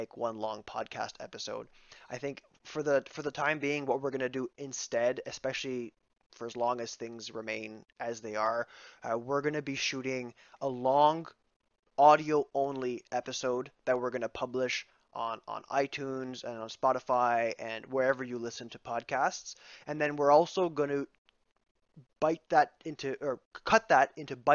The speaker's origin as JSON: {"language": "English", "region": "Ontario", "country": "Canada", "tie": "born or raised there", "said": "we're from Canada, and I went to a Franco-Ontarian high school"}